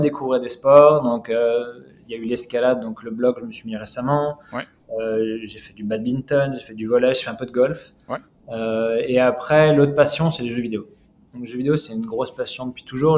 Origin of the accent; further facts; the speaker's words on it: Lyon, Auvergne-Rhône-Alpes, France; moved away as an adult; now in Canada; moi, moi, je suis lyonnais d'origine